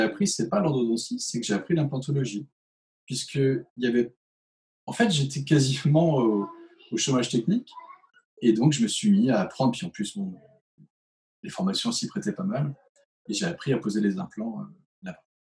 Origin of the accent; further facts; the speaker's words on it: Chartres, Centre-Val de Loire, France; also born or lived in Switzerland; Je venais du 28, je venais de Chartres